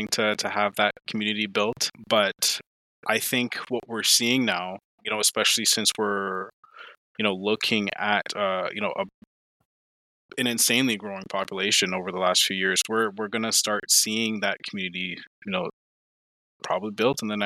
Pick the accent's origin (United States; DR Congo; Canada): Canada; Ottawa, Ontario; now in rural Ontario, Canada; We're coming from Ottawa into the rural life